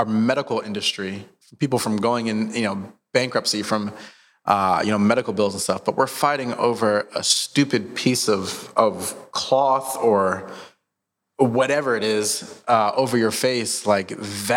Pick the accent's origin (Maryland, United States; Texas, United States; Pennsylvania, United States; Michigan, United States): Maryland, United States; Montgomery County; now in Tulsa, United States; I was in Maryland at the time. I grew up in the East Coast. And so, right outside of Washington, D.C. in Montgomery County